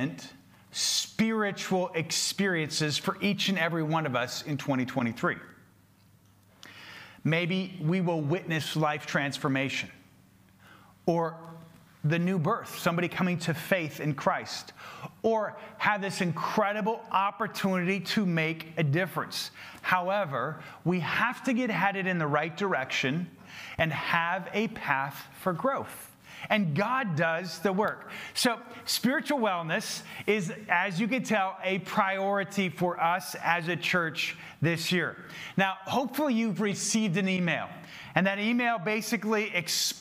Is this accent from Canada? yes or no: no; Minnesota, United States; I'm from Minnesota.